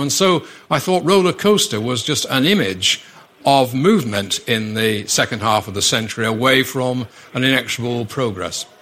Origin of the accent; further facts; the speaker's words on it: Manchester, North West England, United Kingdom; primarily Mancunian from Manchester